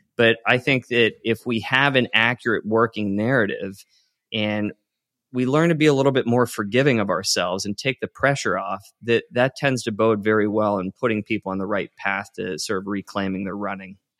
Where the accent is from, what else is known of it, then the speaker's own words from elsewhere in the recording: Western Pennsylvania, United States; I grew up in Western Pennsylvania